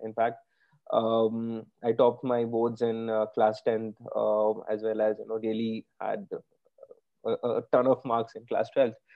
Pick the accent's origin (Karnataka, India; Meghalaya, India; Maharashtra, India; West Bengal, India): West Bengal, India; Kolkata; moved away as an adult; So I grew up in Calcutta. Uh, that's where I stayed for the first 18, 19 years of my life